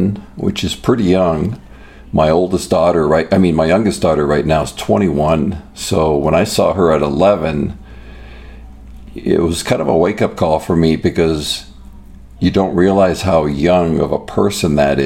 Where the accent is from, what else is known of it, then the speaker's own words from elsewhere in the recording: Toronto, Ontario, Canada; now in United States; growing up in Canada